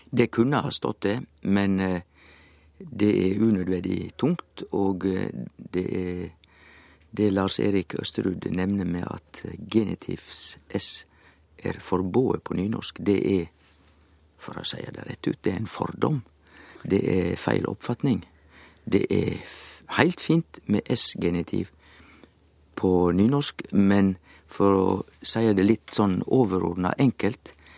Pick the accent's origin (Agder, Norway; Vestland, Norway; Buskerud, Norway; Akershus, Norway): Vestland, Norway; Sogn; Jeg er jo sogning